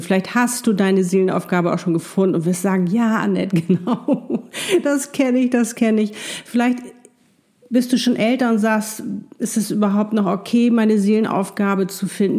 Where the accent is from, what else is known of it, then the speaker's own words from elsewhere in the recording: Hamburg, Germany; ich saß in meinem wunderschönen Loft in, ähm, in Hamburg, meine Heimatstadt